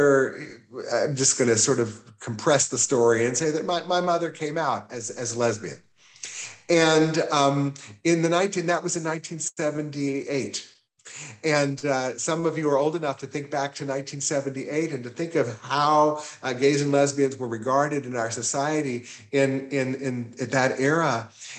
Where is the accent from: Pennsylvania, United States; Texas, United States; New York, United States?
Texas, United States; Houston; moved away; I grew up, I would say, in privilege in Houston